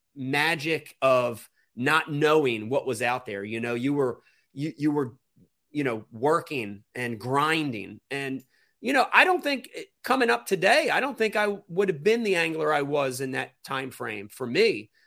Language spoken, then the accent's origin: English; New Jersey, United States; I'm from Jersey.